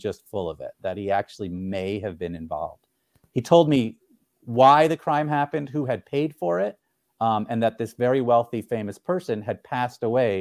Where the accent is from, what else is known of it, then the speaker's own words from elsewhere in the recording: Boston, Massachusetts, United States; the Boston Globe, my hometown paper